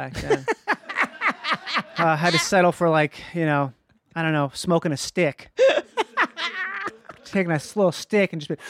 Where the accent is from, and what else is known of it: Minnesota, United States; born or raised there